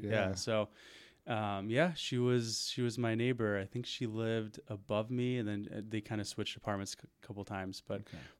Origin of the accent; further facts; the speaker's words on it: Park Ridge, Illinois, United States; also born or lived in Des Plaines, Illinois / Winnebago, Illinois; So I grew up in a suburb of Chicago called Park Ridge. Okay. It's pretty much right on the border of the city by O'Hare Airport.